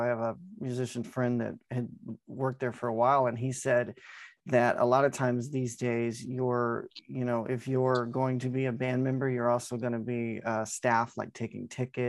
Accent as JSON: {"language": "English", "town": "Farmington", "region": "Missouri", "country": "United States", "said": "I'm from about southeast Missouri, like the Farmington area"}